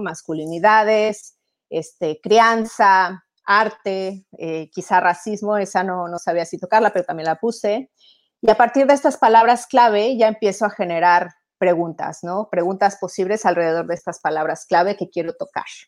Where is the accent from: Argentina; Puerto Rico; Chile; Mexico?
Mexico; moved away as an adult; also born or lived in Italy; now in Europe; soy mexicana, soy italiana, tengo 15 años viviendo en Europa